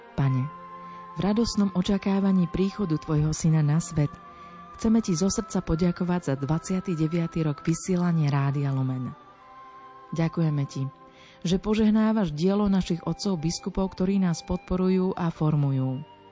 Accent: Dobrá Niva, Banská Bystrica Region, Slovakia; accent: Central Slovak; pochádzam z typicky stredoslovenskej dediny Dobrá Niva, kde sú aj skaly mekie a haluške v misky sa lyžičkov jedli

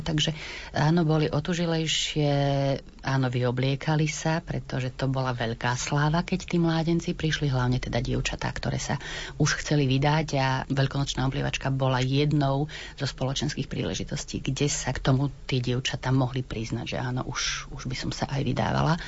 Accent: Pozdišovce, Košice Region, Slovakia; od mojej starej mamy doma v Pozdyšovciach

